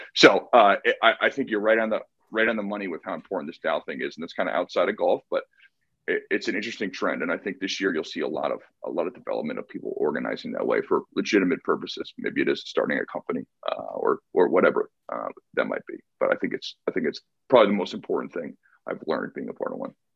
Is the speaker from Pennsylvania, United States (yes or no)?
no; Connecticut, United States; now in San Diego, United States; I moved from Connecticut uh, Kevin and I grew up together